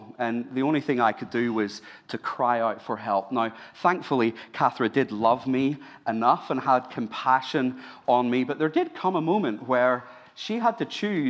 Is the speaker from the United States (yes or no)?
no; Ireland; now in Sydney, Australia; I'm Irish